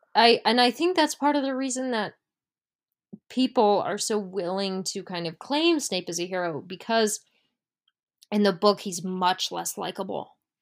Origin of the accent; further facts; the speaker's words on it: United States; we are American